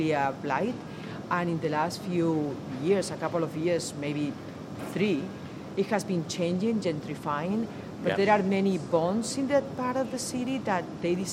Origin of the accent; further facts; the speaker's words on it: Madrid, Community of Madrid, Spain; moved away as an adult; now in Philadelphia, United States; I'm from Madrid, Spain